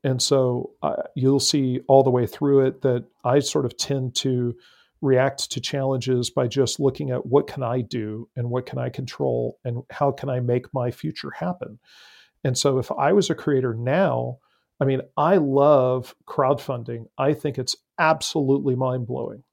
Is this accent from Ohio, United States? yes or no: no; San Antonio, Texas, United States; I grew up in San Antonio, Texas